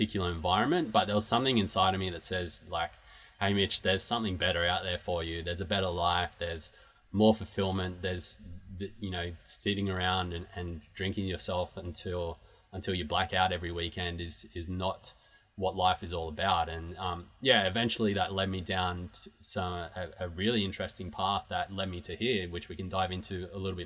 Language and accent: English; Newcastle, New South Wales, Australia; moved away; the city that I grew up in Newcastle in Australia